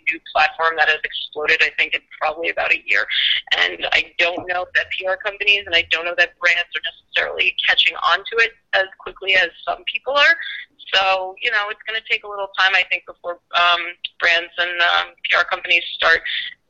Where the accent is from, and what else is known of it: New York City, New York, United States; born or raised there